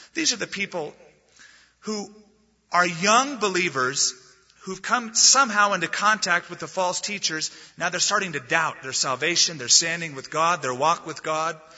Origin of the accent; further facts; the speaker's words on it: United States; we're Americans